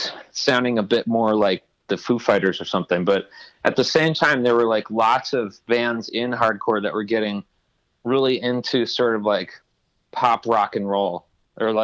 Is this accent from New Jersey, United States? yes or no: yes; Princeton, New Jersey, United States; I grew up in Princeton, New Jersey